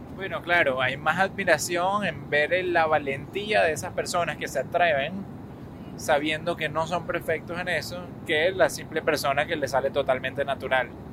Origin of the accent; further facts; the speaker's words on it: Venezuela; moved away as an adult; now in United States; creciendo en Venezuela lo sabía, yendo a la Universidad Metropolitana